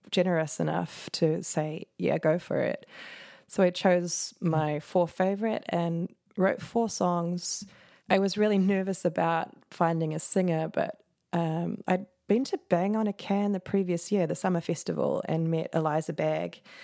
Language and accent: English; New Zealand; moved away; also born or lived in New York; I'm from New Zealand and you're never that far from the water